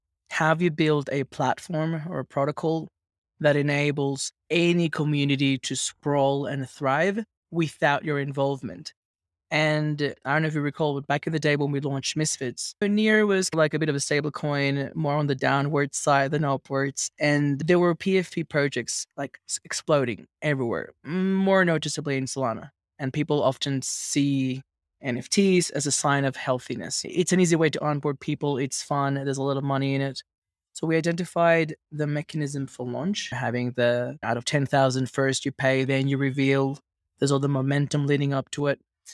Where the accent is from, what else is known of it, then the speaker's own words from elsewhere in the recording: Venezuela; As you can imagine, growing up in Venezuela was a bit wild, fun, but wild.